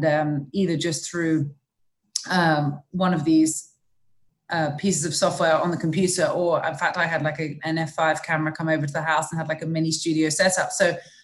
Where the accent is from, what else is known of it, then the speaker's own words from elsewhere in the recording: England, United Kingdom; moved away as an adult; now in Florida, United States; I grew up in England